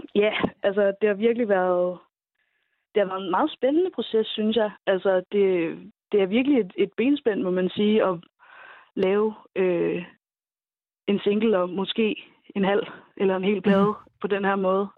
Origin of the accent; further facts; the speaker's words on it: Vendsyssel, North Denmark Region, Denmark; jeg kommer selv fra Vendsyssel, fra Jørgen